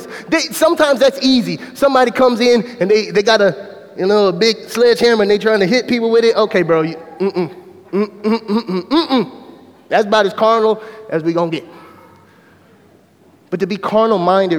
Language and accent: English; Mobile, Alabama, United States; moved away as an adult; I came from John L. LaFleur Magnet School, which is a public school in Mobile, Alabama.